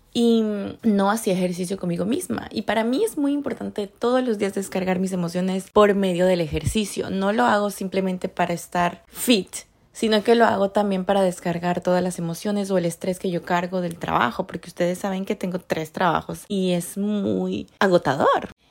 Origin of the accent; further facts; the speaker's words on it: Ecuador; moved away as an adult; now in Canada; yo soy de Ecuador y yo vivo en Canadá